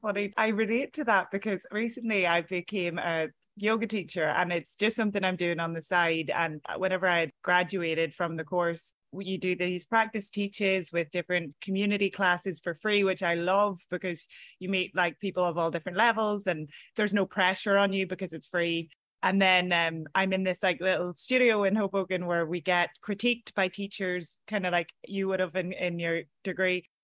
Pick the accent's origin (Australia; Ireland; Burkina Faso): Ireland; moved away as an adult; now in New York, United States; as Irish people